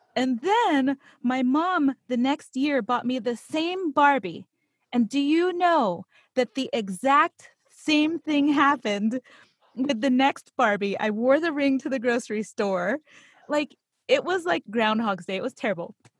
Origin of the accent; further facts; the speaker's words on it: Pittsburgh, Pennsylvania, United States; I actually grew up in Pittsburgh, Pennsylvania.